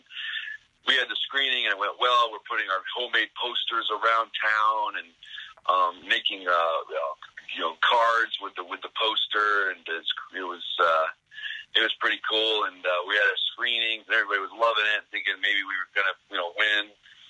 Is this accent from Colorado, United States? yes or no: yes; Denver, Colorado, United States; moved away as an adult; I grew up in Denver, Colorado